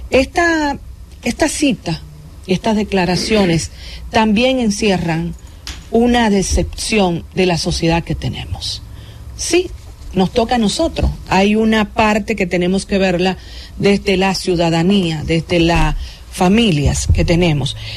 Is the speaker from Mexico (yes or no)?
no; Dominican Republic; contenta como dominicana